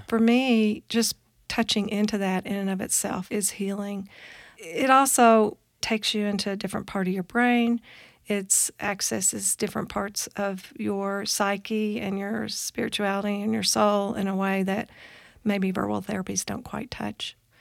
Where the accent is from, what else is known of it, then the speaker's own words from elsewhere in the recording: Kentucky, United States; moved away; also born or lived in Boulder, Colorado; I'm originally from Kentucky, a very small town in Kentucky